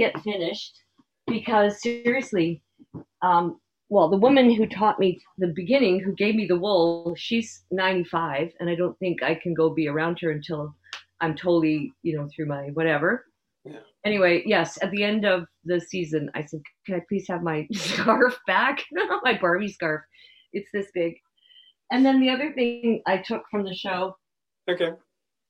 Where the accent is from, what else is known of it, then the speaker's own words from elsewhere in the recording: Canada; I am a Canadian moose